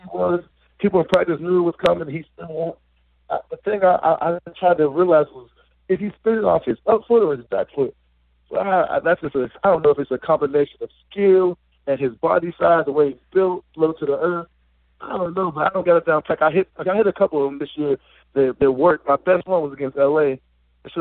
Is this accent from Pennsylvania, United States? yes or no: yes; Pittsburgh, Pennsylvania, United States; moved away as an adult; I'm from Pittsburgh